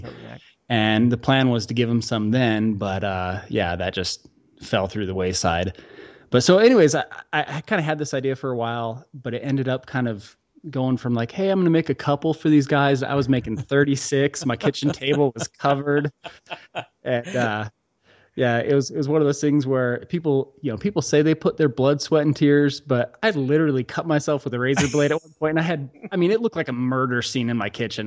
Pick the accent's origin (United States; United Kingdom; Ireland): United States; outside of Chicago, Illinois; now in Utah, United States; we grew up outside of Chicago